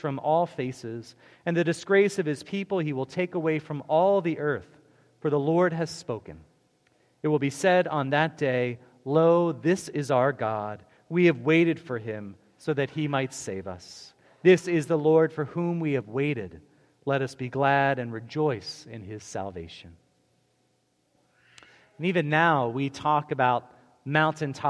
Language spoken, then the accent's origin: English; outside of Baltimore, Maryland, United States; growing up outside of Baltimore